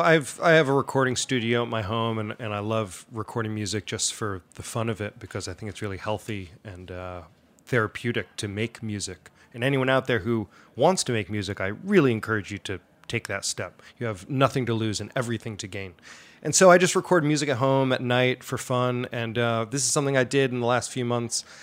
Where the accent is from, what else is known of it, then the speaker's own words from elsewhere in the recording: Allendale, New Jersey, United States; that's where I'm from. Um, I'm a resident of Allendale, New Jersey. Uh, I grew up just outside New York City, uh, my whole life